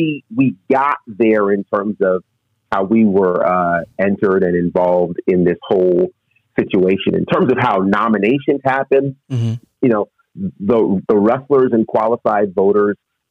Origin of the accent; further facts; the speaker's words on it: Monticello, New York, United States; I grew up in a little town called Monticello, New York, which is 90 miles northwest of New York City.